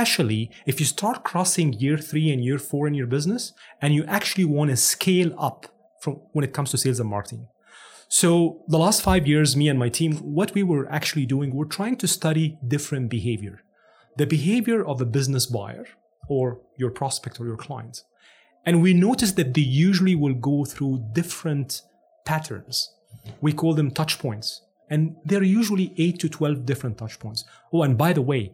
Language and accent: English; Cairo, Cairo Governorate, Egypt; English is a second language; moved away as an adult; now in Canada; I'm actually born and raised in Cairo, Egypt.